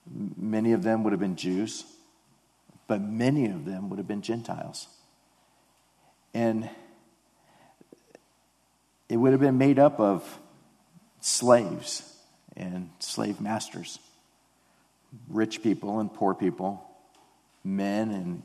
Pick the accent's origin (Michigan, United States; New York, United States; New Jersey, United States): Michigan, United States; Detroit; And it's just like, I grew up in Detroit. Like, what are you talking about? I've never been to Japan, you know?